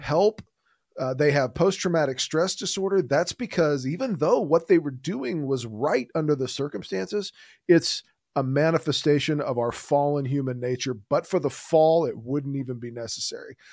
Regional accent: Houston, Texas, United States; I grew up in, I grew up here in Houston, Texas

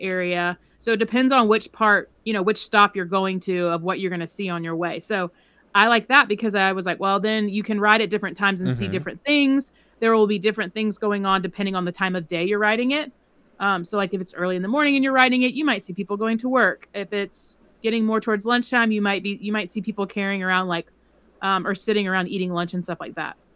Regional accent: the South, United States; I'm from the South

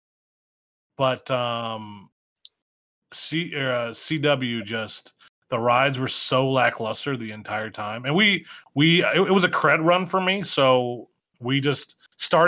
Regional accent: Northeast Ohio, United States; I'm from Northeast Ohio

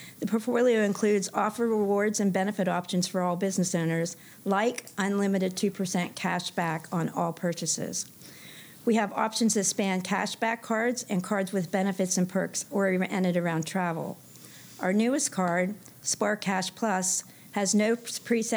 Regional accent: Pennsylvania, United States; moved away as an adult; also born or lived in Washington, D.C. area; now in Stuart, United States; I'm originally from Pennsylvania. You can probably tell by my accent, but I spent most of my adult life in the greater Washington, D.C. area

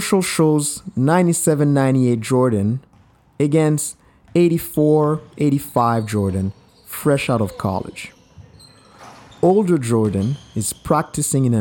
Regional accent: Haiti; also born or lived in Montreal, Canada / Vancouver, Canada; now in Canada; I am from Haiti, a beautiful island in the heart of the Caribbean Sea. I've been living in Canada for 20 plus years

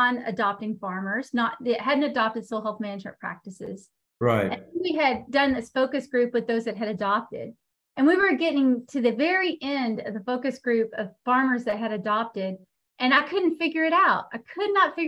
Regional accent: Texas, United States; moved away as an adult; now in North Carolina, United States; I am currently headquartered in North Carolina, but I am from Texas. I lived, born and raised in Texas

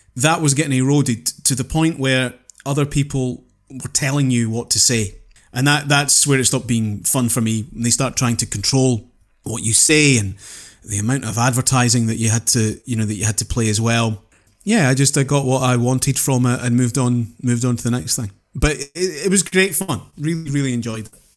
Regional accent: Houston, Scotland, United Kingdom; also born or lived in Penicuik, Scotland; when I was nine, We moved from Pennycook on the east coast of Scotland through to Renfrewshire, Houston, and Renfrewshire over on the west coast.

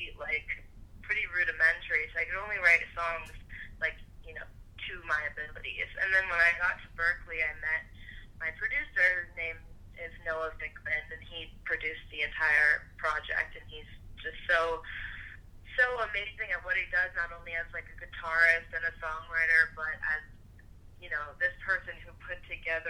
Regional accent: Detroit, Michigan, United States; now in Boston, United States; I'm originally from Detroit

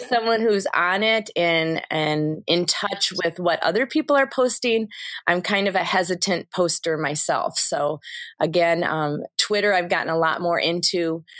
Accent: Kalkaska, Michigan, United States; was born and raised in Kilkaska, Michigan, which, um, is around Traverse City

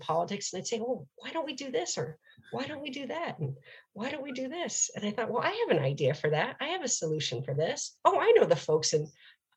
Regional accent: upstate New York, United States; moved away as an adult; also born or lived in Charleston, South Carolina / New Orleans, Louisiana; now in Portland, United States; someone who grew up in New York State, which is also a blue state

